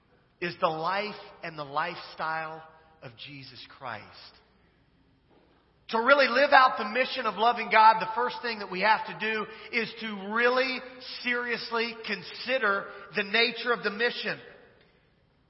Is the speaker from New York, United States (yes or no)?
no; Kansas, United States; moved away; I'm originally from Kansas